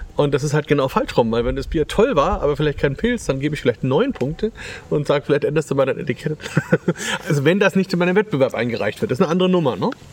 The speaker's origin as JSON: {"language": "German", "area": "Franconia", "region": "Bavaria", "country": "Germany", "said": "hier bei uns in Franken"}